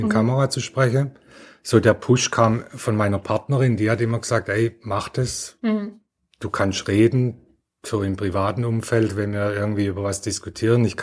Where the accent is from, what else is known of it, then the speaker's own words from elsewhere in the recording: Heilbronn, Baden-Württemberg, Germany; also ich komme ja aus Heilbronn, da ist Lidl, Audi ganz stark.